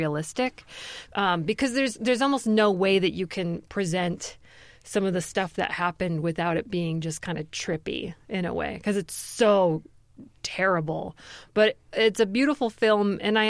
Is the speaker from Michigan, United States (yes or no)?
yes; Grand Rapids, Michigan, United States; We're both from Grand Rapids, Michigan, and both raised very religious